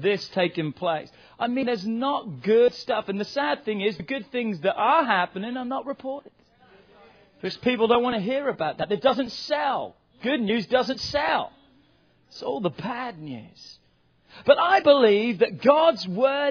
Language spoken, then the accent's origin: English; England, United Kingdom; now in United States; England's not home to me anywhere. That's the place I was born.